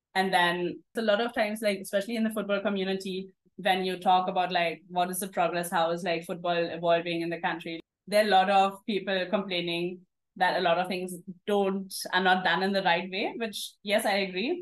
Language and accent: English; Germany; moved away as an adult; also born or lived in Singapore; now in Mumbai, India; this girls team which was actually in a village near my hometown. So it was like a half an hour drive from my uh, home. And then I just loved it. My parents dropped me every time when we used to have games. Um, and I played for a couple of years in Germany